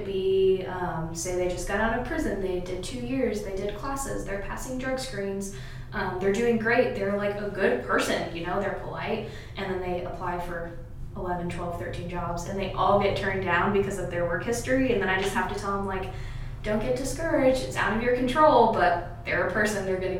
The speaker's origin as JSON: {"language": "English", "town": "Lebanon", "region": "Indiana", "country": "United States", "tie": "born or raised there", "said": "I was born and raised here, and I'm not that old, but I remember growing up in Lebanon"}